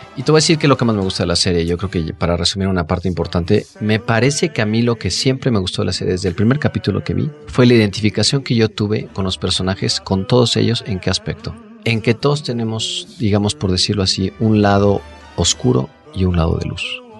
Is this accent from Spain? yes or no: no; Mexico; nosotros como mexicanos